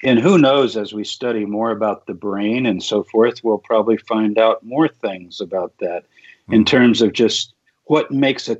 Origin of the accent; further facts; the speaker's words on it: Texas, United States; when I was growing up in Texas